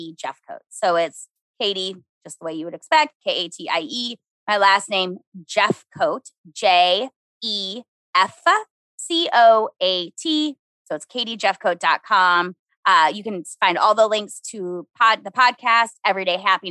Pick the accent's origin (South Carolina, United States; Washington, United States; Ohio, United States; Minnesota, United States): Minnesota, United States; I'm from Minnesota.